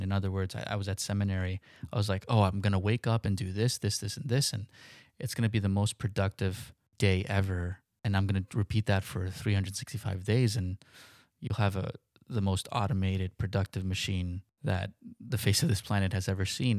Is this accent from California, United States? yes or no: no; New York City, New York, United States; Growing up in New York